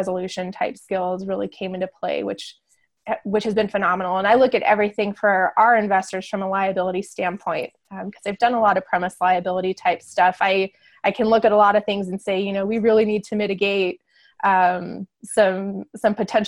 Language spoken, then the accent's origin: English; Northern Arizona, United States; moved away as an adult; also born or lived in San Diego; now in Farmington, United States; I grew up in Northern Arizona